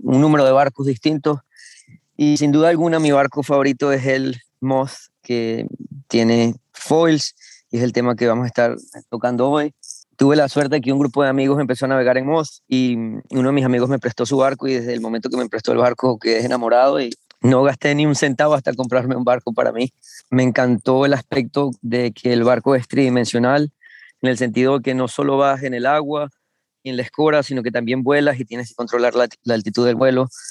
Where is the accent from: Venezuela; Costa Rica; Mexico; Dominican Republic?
Venezuela; moved away as an adult; now in United States; yo soy venezolano, eh, empecé a navegar en Venezuela en Optimist